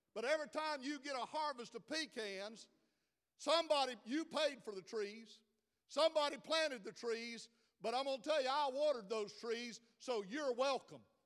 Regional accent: South Georgia, United States; I'm from South Georgia, due, do, and do all sound like

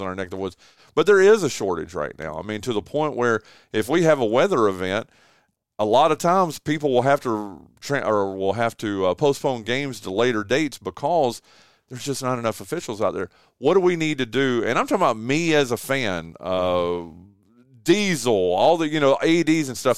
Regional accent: Wilkes County, North Carolina, United States; now in Kinston, United States; I'm from Wilkes County

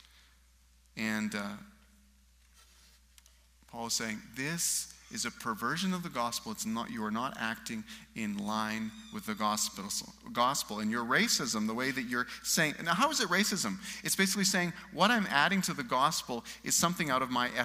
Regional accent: Souris, Manitoba, Canada; moved away; also born or lived in England; I was 16, and I was driving home from Brandon, Manitoba to Souris, where I live

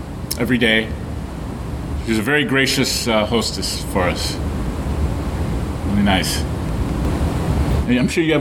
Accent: Chicago, Illinois, United States; it's my hometown, our hometown

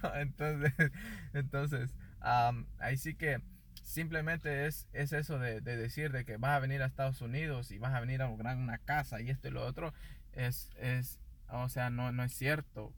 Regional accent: Guatemala; now in United States; yo soy guatemalteco de nacimiento, entonces ahí sí que nuestros papás, bueno, mis papás nos trajeron

